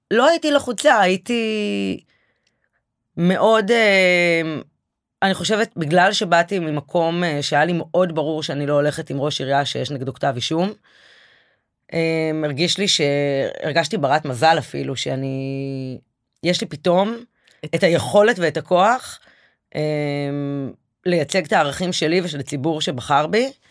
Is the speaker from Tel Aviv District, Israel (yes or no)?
yes; Bat Yam, Tel Aviv District, Israel; וגם גדלתי בעיר כל החיים.